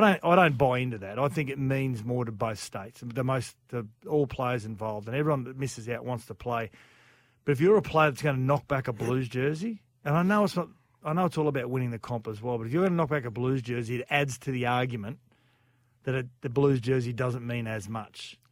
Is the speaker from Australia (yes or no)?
yes; Queensland, Australia; as a Queenslander